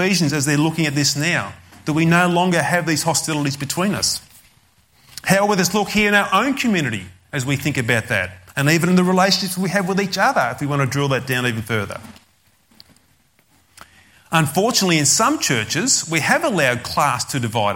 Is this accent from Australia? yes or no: yes; Australia; I'm an Australian